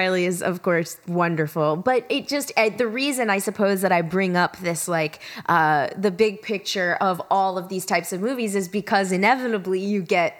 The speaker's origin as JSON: {"language": "English", "region": "Georgia", "country": "United States", "said": "I'm from Georgia."}